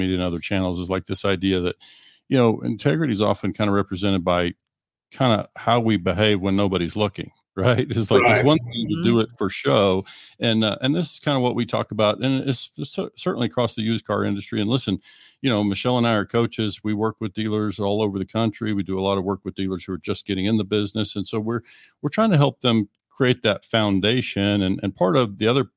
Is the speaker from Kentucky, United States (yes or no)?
no; Western Oklahoma, United States; moved away; I'm originally from Western Oklahoma, about 2 hours north of Amarillo